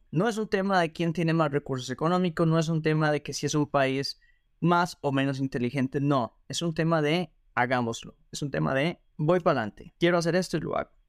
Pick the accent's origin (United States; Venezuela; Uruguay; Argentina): Argentina; moved away; éxodo, como lo llaman en las noticias, de argentinos hacia el mundo. Porque así como hay argentinos viajeros o argentinos que les gusta la vida un poco más mochilera, más relajada, pues hay otros que son profesionales